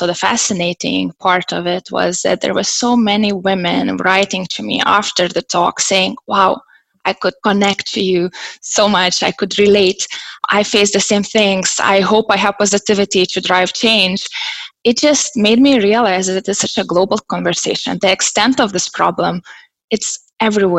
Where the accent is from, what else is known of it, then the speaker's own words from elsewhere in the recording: Lithuania; now in Berlin, Germany; I ended up in Germany, in Berlin, even though I'm Lithuanian, because I'm quite an adventurer. So I have lived in 4 different countries